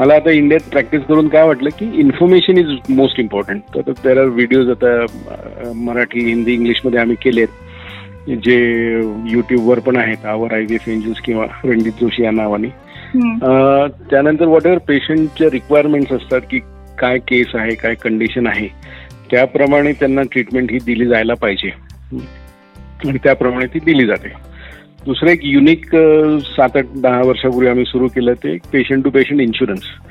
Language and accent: Marathi; Nashik, Maharashtra, India; also born or lived in United Kingdom; मी basically मूळचा नाशिकचा आहे बॉर्न ब्रॉटअप इन नाशिक